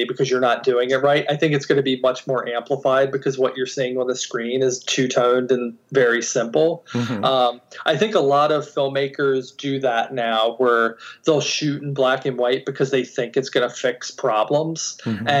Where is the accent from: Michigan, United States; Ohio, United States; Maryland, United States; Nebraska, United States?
Maryland, United States; Baltimore; I'm from Baltimore, which is in Maryland on the East Coast